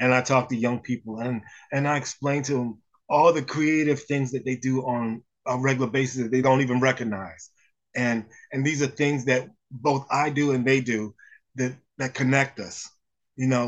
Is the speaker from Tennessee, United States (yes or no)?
no; Eastern Shore of Maryland, United States; moved away; I'm originally from the Eastern Shore of Maryland